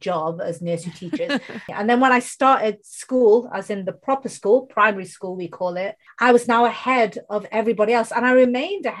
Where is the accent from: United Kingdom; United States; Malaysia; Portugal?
United Kingdom; first language Bengali; English is a second language; I was born in the UK, you can tell from my accent, I don't have an Indian accent